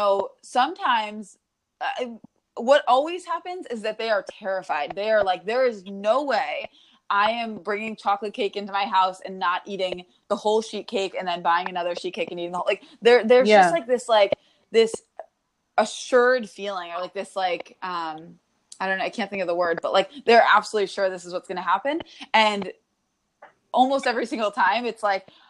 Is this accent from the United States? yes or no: yes; New York, United States; now in Connecticut, United States; I'm from New York now, I live in Connecticut